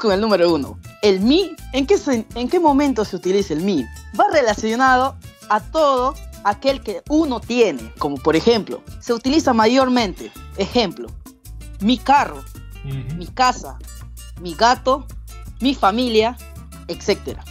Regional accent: Pucallpa, Ucayali, Peru; soy de Pucallpa, Perú

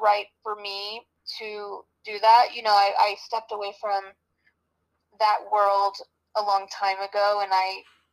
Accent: Los Angeles, California, United States; also born or lived in Hollywood, Florida / Manhattan, New York; I grew up in Manhattan until I was 9, and then we moved to Los Angeles.

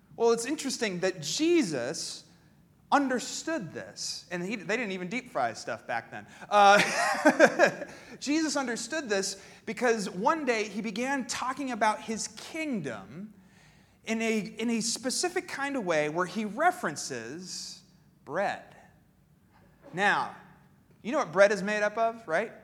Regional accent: Pennsylvania, United States; moved away; I grew up in Pennsylvania

